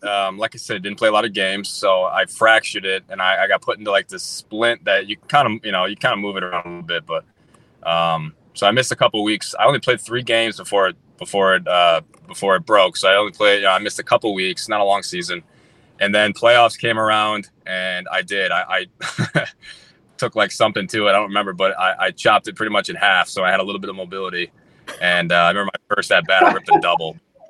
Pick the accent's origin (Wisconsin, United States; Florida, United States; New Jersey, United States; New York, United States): Wisconsin, United States; Go back to the question you asked me before, like growing up in Wisconsin too, especially to come out of the draft in Wisconsin, like there wasn't a whole lot, you know, I didn't have tons of exposure.